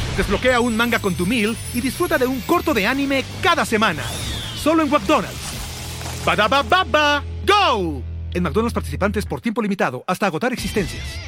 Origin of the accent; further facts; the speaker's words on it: Mexico; soy de México.